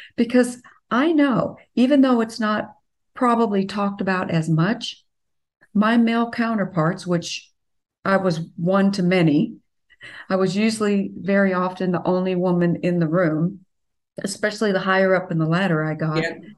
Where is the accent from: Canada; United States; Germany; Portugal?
United States; the South; I'm from the South